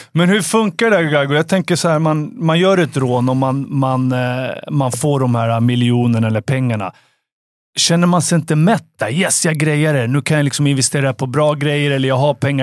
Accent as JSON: {"language": "Swedish", "town": "Stockholm", "region": "Stockholm County", "country": "Sweden", "tie": "born or raised there", "said": "vi växte upp i Farsta"}